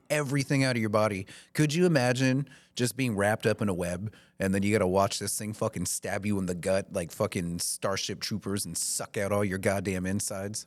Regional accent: the South, United States; now in Maine, United States; I grew up in the South

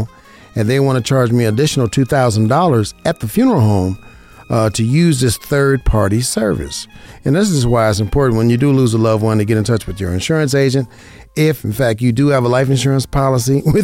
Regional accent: Las Vegas, Nevada, United States; I'm an insurance broker right here in Las Vegas, Nevada, my hometown, born and raised in Las Vegas, Nevada

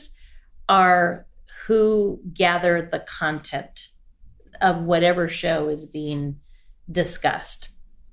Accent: Forest Grove, Oregon, United States; I was born and raised in Forest Grove, Oregon, and it's a small town about 30 minutes west of Portland

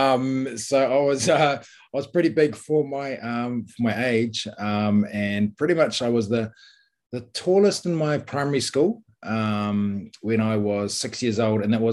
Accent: New Plymouth, Taranaki, New Zealand; playing one of the golf courses, Fitzroy Golf Course in New Plymouth. I'm playing with my dad after school

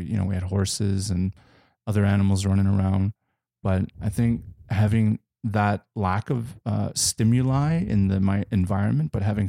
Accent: Alberta, Canada; There are frequencies of the land we grew up in here in Southern Alberta, the prairies

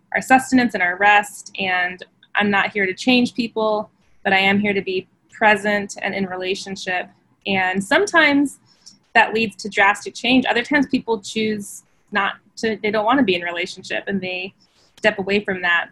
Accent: Phoenix, Arizona, United States; I grew up in Phoenix, Arizona, in the West Valley

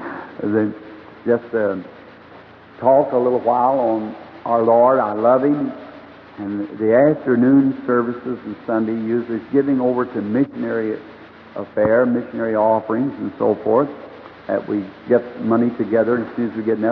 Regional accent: United States; I was born here in America

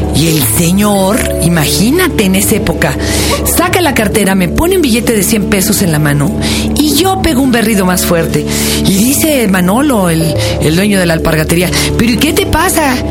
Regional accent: Mexico City, Mexico; De chica viví en Polanco y en la Glorita Chilpancingo

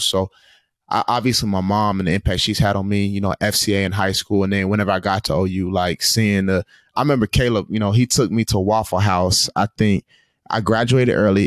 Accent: Tulsa, Oklahoma, United States; moved away; my hometown of Tulsa, Oklahoma

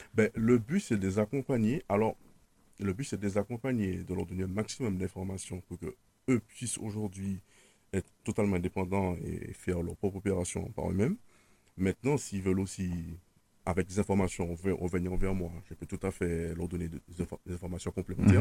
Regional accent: Martinique; moved away; also born or lived in Paris region / Switzerland; Je, je suis né en Martinique, j'ai grandi en Martinique, j'étais scolarisé en Martinique

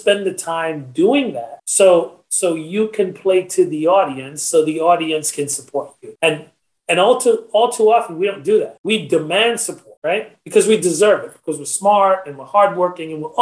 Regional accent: Trinidad & Tobago; I'm a Trinidadian

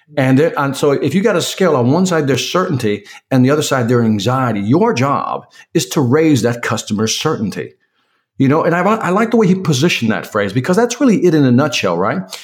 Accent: Chicago, Illinois, United States; I'm originally from Chicago.

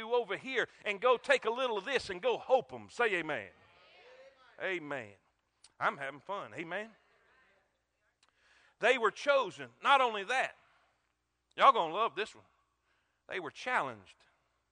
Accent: South Florida, United States; moved away; also born or lived in South Carolina; I grew up in South Florida with coconuts, crab legs, and palm trees

